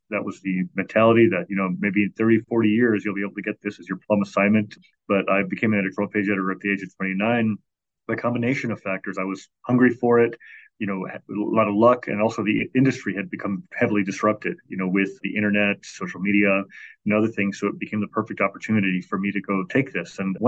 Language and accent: English; Chicago, Illinois, United States; born or raised there